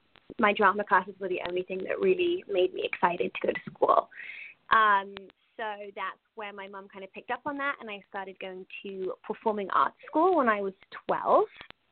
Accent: Wales, United Kingdom; moved away as an adult; also born or lived in Cardiff / San Francisco; now in Los Angeles, United States; I'm originally from Wales in the UK. For those of you who don't know where that is, it's the west of the United Kingdom. It's a tiny country with rolling hills, very countryside.

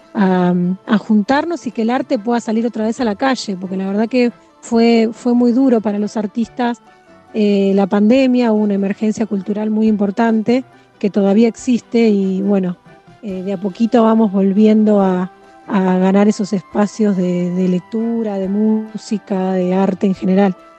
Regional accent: Mar del Plata, Buenos Aires Province, Argentina; also born or lived in Santa Clara del Mar; Yo nací en Mar del Plata, pero hace nací en Mar del Plata, pero hace 16 años que vivo en Santa Clara del Mar, que es un pueblo muy chiquito, costero, al lado de Mar del Plata.

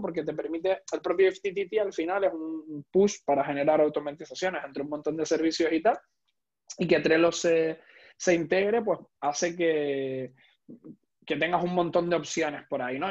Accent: Tenerife, Canary Islands, Spain; tanto Héctor como yo somos canarios, concretamente de, de Tenerife

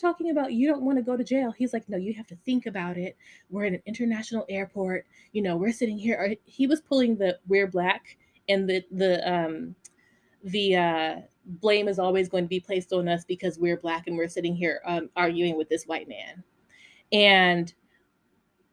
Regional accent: Las Vegas, Nevada, United States; I grew up in Vegas

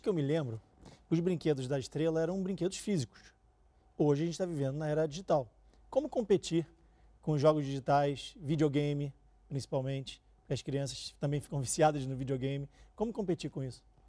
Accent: Rio de Janeiro, Brazil; now in São Paulo, Brazil; eu sou carioca, então no Rio de Janeiro eu gostava de comprar as casas

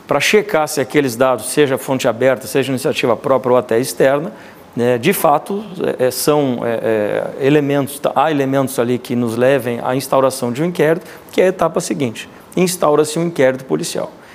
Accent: Pelotas, Rio Grande do Sul, Brazil; moved away; also born or lived in Manaus; sou natural da cidade de Pelotas

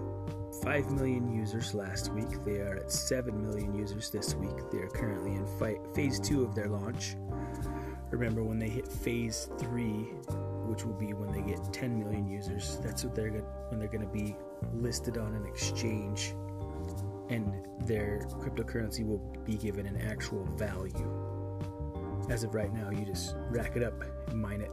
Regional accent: Ogden, Utah, United States; my hometown, Ogden, Utah

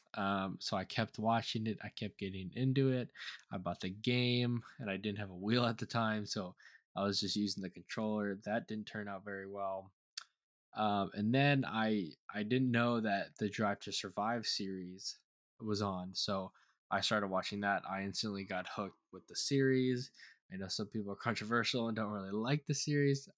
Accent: United States; I am an American

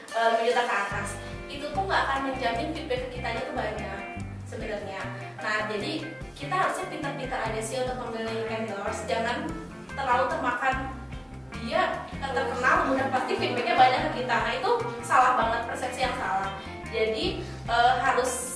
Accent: Bandung, West Java, Indonesia; aku asal dari Bandung aku asli banget Bojong Soang

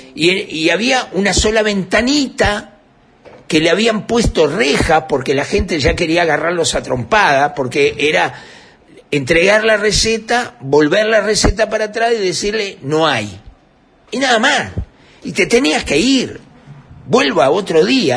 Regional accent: Uruguay; soy un uruguayo

